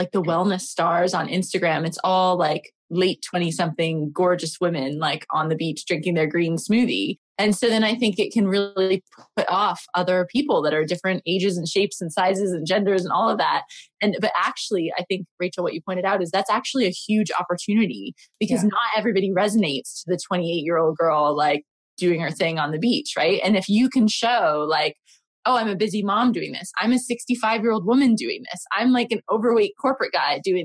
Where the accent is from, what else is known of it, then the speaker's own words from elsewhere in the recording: United States; now in London, United Kingdom; I'm American, I'm in London